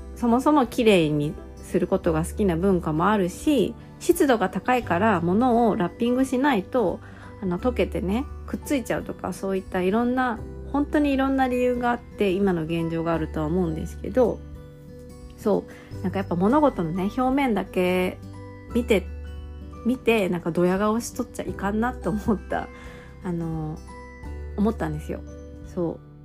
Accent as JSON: {"language": "Japanese", "country": "Japan"}